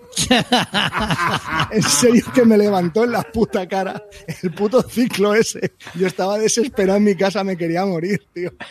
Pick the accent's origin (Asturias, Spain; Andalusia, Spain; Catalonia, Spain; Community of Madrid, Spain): Community of Madrid, Spain; Daganzo; soy de Daganzo